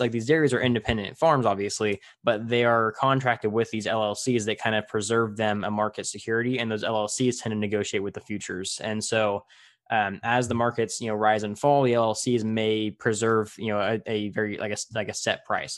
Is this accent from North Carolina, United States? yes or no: no; Tulare, California, United States; my hometown, Tulare